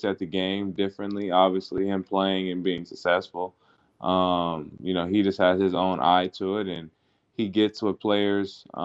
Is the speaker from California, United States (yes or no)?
no; Seattle, Washington, United States; moved away as an adult; also born or lived in Brisbane, Australia; now in Australia; I really don't like the rain and whatnot coming from Seattle, which is like that's all it does. So, it definitely weather-wise and environment-wise, it's definitely way better than back home for sure.